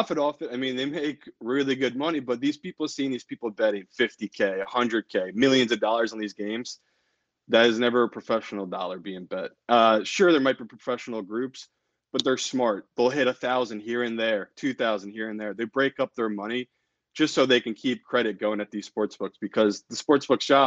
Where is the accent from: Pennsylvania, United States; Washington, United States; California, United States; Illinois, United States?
Pennsylvania, United States; Philadelphia; moved away; my hometown team, the Flyers